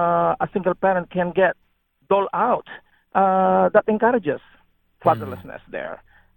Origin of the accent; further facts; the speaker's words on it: Philippines; now in United States; I'm from the Philippines